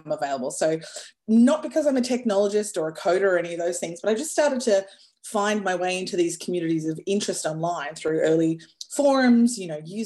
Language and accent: English; Darwin, Northern Territory, Australia; moved away as an adult; also born or lived in New York, United States; I grew up in Darwin